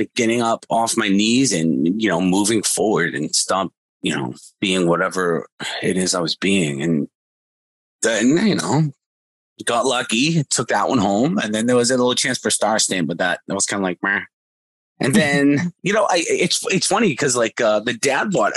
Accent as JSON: {"language": "English", "town": "Boston", "region": "Massachusetts", "country": "United States", "said": "I'm from Boston"}